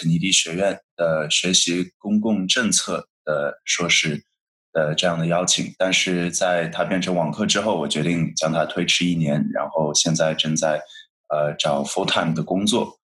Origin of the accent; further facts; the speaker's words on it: Shanghai, China; moved away; 我来自上海，